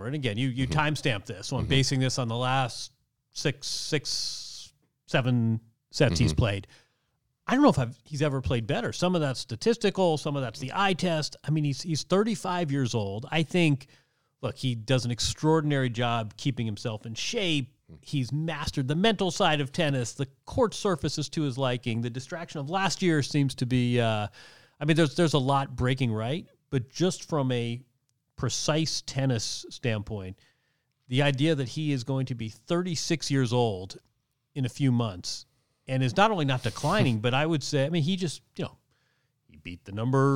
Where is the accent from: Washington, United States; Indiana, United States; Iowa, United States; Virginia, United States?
Indiana, United States; Bloomington; my hometown of Bloomington, Indiana